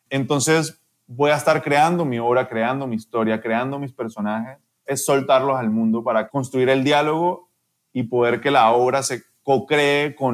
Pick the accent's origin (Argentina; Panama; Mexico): Panama; also born or lived in Colombia; Yo nací en Colombia, pero de verdad yo soy panameño, yo soy artista panameño.